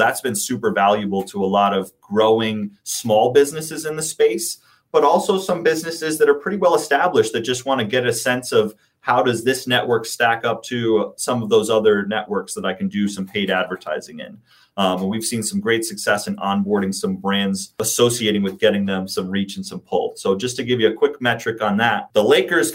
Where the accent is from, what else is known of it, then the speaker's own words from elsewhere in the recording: New York, United States; I come from New York and from the East Coast